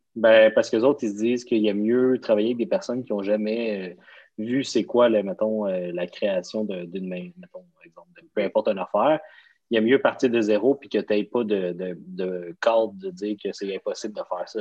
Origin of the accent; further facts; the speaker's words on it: Laval, Quebec, Canada; toute ma jeunesse, à la même place, à la même maison